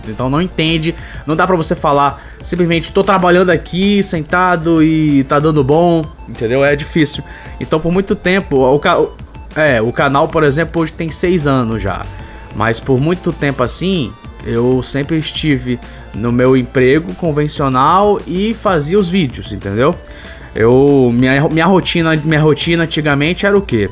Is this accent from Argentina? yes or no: no; Manaus, Amazonas, Brazil; eu sou de Manaus